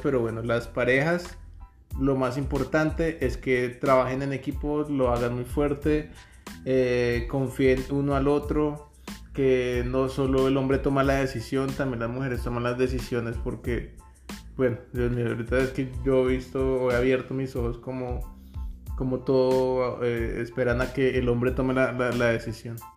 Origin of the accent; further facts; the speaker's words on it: Bogotá, Colombia; moved away as an adult; now in Canada; Somos de Bogotá, Colombia